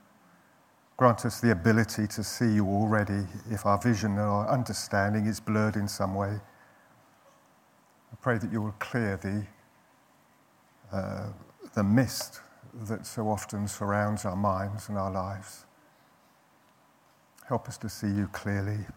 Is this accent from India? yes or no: no; London, United Kingdom; I was brought up in North London